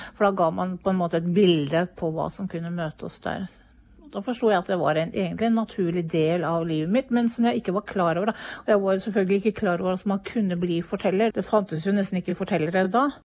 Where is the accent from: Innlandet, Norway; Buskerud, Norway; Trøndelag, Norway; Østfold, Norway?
Østfold, Norway; Hvaler; moved away; jeg kommer fra Hvaler